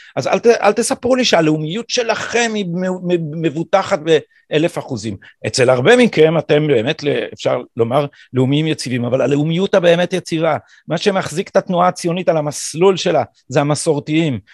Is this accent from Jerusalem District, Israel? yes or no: yes; Jerusalem, Jerusalem District, Israel; born or raised there